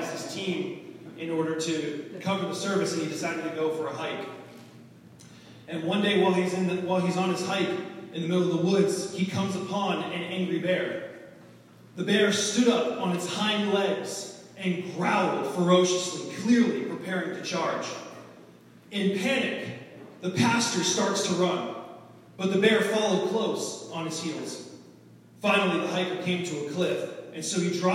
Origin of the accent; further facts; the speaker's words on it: Boston, Massachusetts, United States; moved away; I'm originally from Boston, Massachusetts, the Boston area.